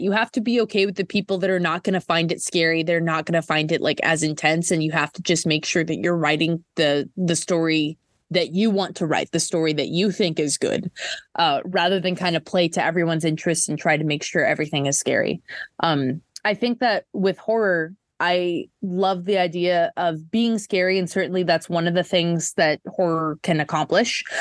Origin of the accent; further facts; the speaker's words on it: Minnesota, United States; I'm from Minnesota